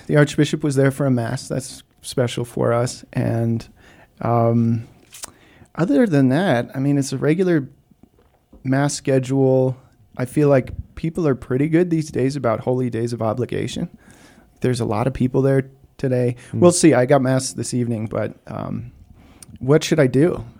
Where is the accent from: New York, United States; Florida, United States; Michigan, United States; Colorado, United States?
Colorado, United States; Copper Mountain; I grew up on Copper Mountain.